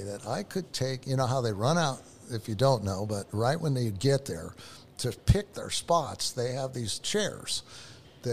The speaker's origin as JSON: {"language": "English", "town": "Los Angeles", "region": "California", "country": "United States", "moved": "yes", "said": "I'm from Van Nuys."}